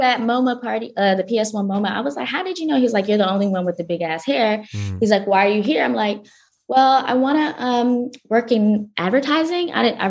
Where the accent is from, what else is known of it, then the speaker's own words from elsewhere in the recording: Atlanta, Georgia, United States; moved away as an adult; also born or lived in Kenya; now in New York, United States; I was born in Kenya, grew up in Georgia. I would say Atlanta, but apparently I'm not Atlanta anymore from that song.